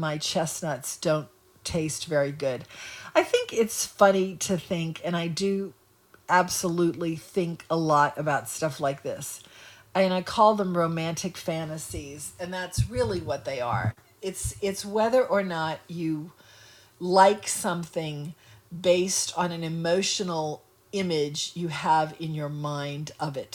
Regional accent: New Orleans, Louisiana, United States; I grew up in New Orleans, you know, but I am not a New Orleanian at heart.

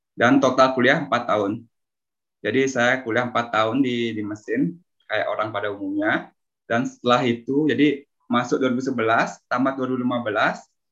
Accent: Bali, Indonesia; moved away as an adult; also born or lived in Depok, Indonesia; now in Italy; lahir di Bali, besar di Bali

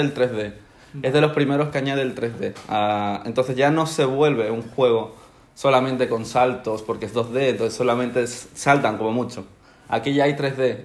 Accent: Spain; also born or lived in Ecuador; Llegué a España cuando tenía un año, o sea, llevo 20 años toda mi vida aquí prácticamente

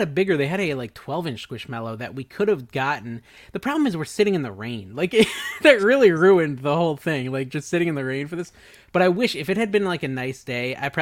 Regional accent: Connecticut, United States; moved away; Growing up in Connecticut

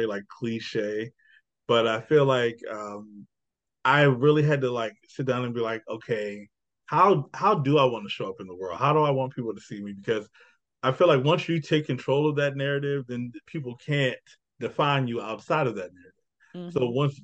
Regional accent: Annapolis, Maryland, United States; I'm from Annapolis, so I'm right outside the city

